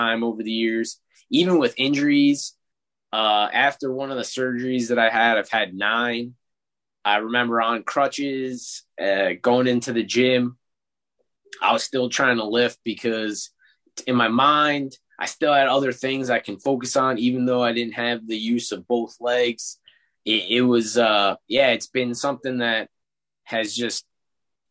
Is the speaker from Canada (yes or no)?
no; New York City, New York, United States; I grew up in Brooklyn, New York, one of six kids